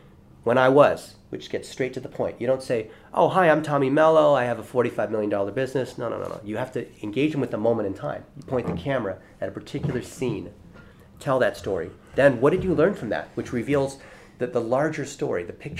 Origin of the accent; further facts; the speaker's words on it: Dayton, Ohio, United States; first language Chinese; English is a second language; I was born in Dayton, Ohio. America